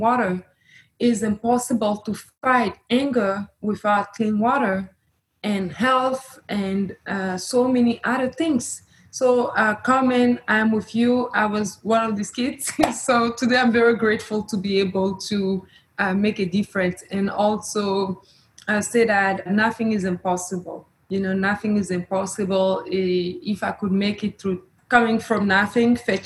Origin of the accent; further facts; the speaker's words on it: Burkina Faso; moved away; I'm originally from Burkina Faso, and as a young girl, I used to walk 3 hours to fetch water with my grandmother